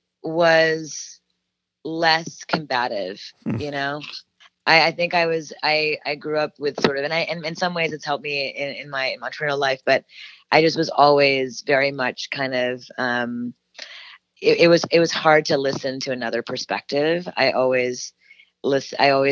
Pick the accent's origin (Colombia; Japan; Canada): Canada; now in United States; a Canadian woman moving to America